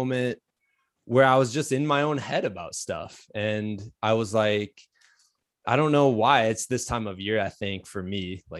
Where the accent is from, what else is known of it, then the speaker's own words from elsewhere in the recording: Iowa, United States; I'm from Iowa. We call it pop.